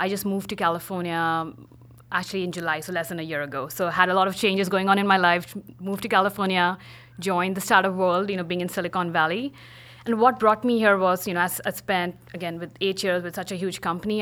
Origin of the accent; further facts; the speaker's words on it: India; moved away as an adult; also born or lived in Pittsburgh / New York; now in San Francisco, United States; originally from India. I moved to the States um, almost 11 years coming up.